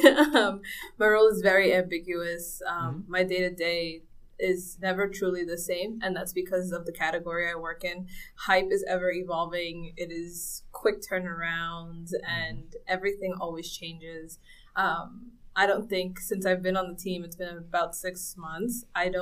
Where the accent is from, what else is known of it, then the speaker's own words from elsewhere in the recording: Central Islip, New York, United States; moved away as an adult; also born or lived in Dominican Republic; now in Portland, United States; I grew up in Central Islip, which is on Long Island